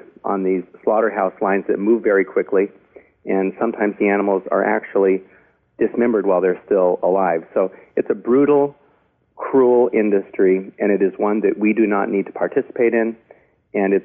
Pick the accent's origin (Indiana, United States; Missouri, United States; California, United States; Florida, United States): California, United States; Los Angeles; I grew up in the Hollywood Hills